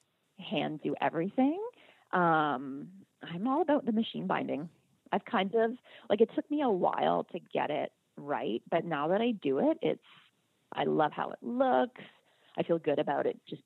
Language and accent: English; Canada; I'm Canadian